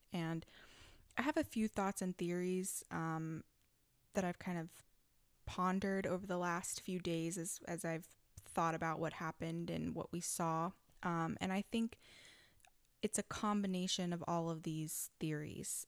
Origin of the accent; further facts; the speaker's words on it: Texas, United States; my home state of Texas